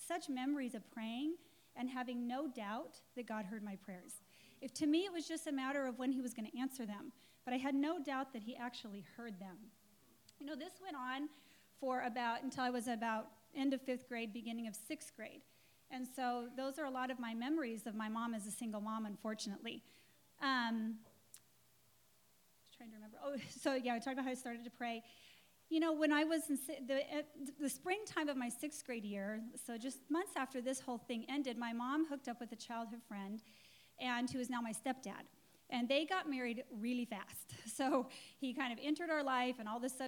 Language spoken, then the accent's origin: English; Englewood, Colorado, United States; I was born in Colorado, and in Inglewood, Colorado, which is nothing like Inglewood, California